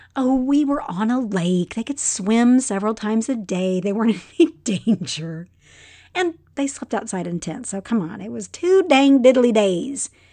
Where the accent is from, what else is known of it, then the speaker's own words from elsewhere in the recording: Texas, United States; I'm from Texas